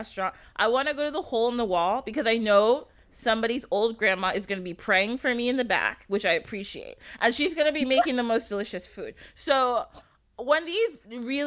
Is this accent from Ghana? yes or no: yes; Ghana; my fiance is Nigerian, I'm Ghanaian